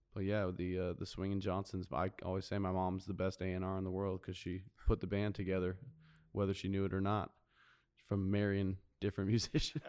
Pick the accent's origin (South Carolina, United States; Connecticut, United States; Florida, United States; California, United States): California, United States; Carlsbad; also born or lived in Nashville, Tennessee / New Jersey; I grew up in Carlsbad. I was actually born in Nashville, Tennessee, and lived for a short time in New Jersey